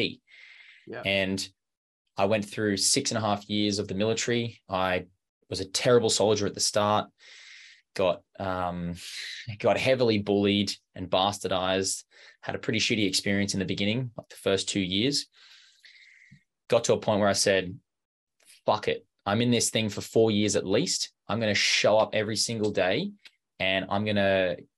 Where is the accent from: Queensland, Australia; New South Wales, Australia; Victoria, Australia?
Queensland, Australia; Brisbane; I grew up in Brisbane, in Australia